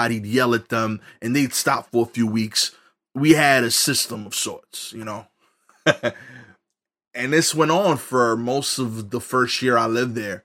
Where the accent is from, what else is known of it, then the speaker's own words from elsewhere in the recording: New York City, New York, United States; growing up in East New York